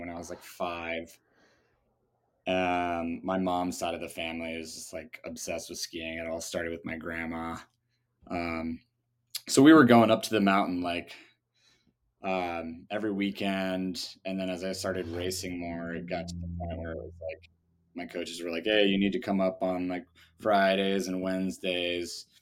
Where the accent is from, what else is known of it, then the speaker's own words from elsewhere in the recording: Seattle, Washington, United States; also born or lived in Germany; I'm originally from, uh, Seattle, Well, I was born in Germany, but only for the first two years of my life, uh, to American parents